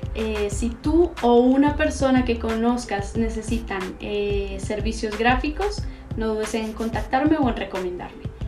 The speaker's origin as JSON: {"language": "Spanish", "region": "Bogotá", "country": "Colombia", "also_born_or_lived": "Santiago, Chile", "moved": "as an adult", "lives_now": "Guadalajara, Mexico", "said": "soy de Bogotá, Colombia"}